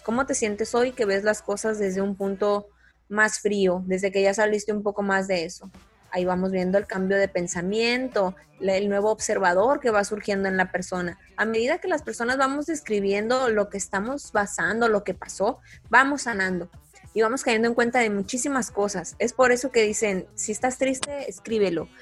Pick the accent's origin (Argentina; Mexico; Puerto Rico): Mexico; soy mujer, soy mexicana